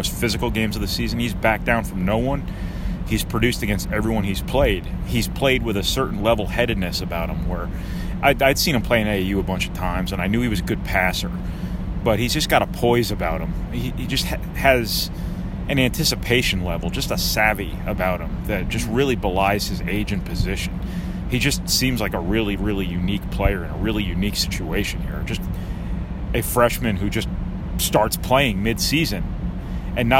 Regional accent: New Jersey, United States; I'm from New Jersey

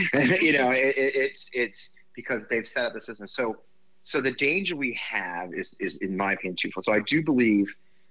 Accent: Missouri, United States; I'm Italian and English. I grew up in Missouri

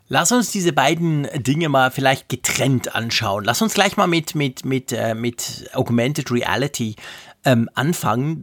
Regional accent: Switzerland; also born or lived in Bern; als Schweizer

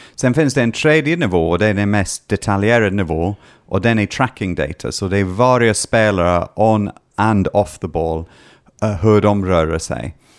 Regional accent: Scotland, United Kingdom; Swedish is a second language; moved away as an adult; now in Sweden; när jag var hemma i Skottland tittade på mitt eh, barndomslag, Dunfermline Athletic

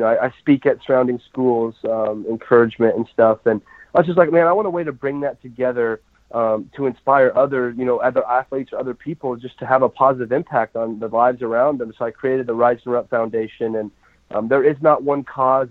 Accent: Colorado, United States; growing up in Colorado, watching the Denver Broncos

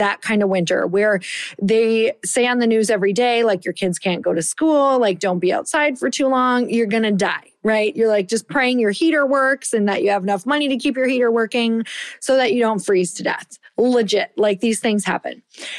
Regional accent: Midwest, United States; So I don't know about you, but I'm from the Midwest.

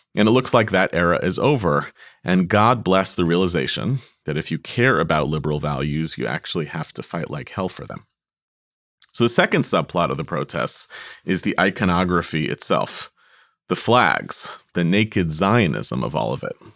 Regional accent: United States; as American Jews

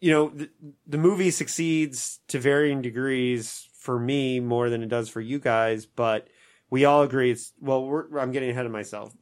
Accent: Indiana, United States; my home state of Indiana

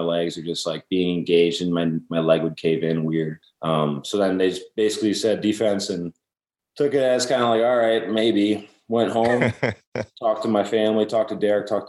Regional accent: Wisconsin, United States; kind of grew up watching Brett Favre and the Packers. That was kind of the way up in Wisconsin.

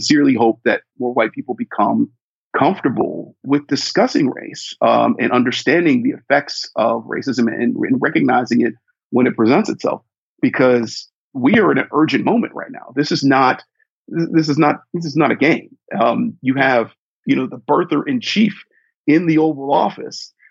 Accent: Ohio, United States; as a kid growing up in Ohio

